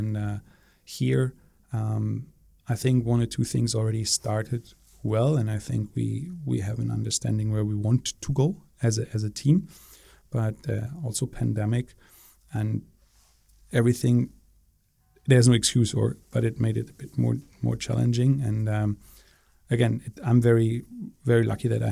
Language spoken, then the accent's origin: English; Berlin, Germany; moved away as an adult; also born or lived in Singapore; born and raised in Berlin